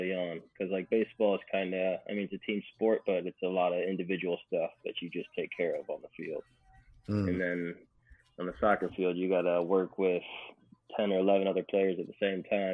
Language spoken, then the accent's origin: English; Wickliffe, Ohio, United States; moved away as an adult; also born or lived in Louisville, Kentucky; In a little town called Wickliffe, Ohio. It's about 15 minutes east of Cleveland